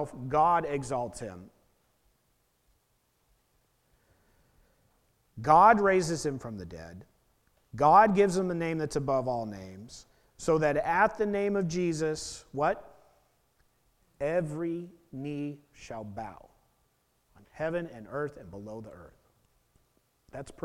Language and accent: English; Portland, Oregon, United States; I was born in Portland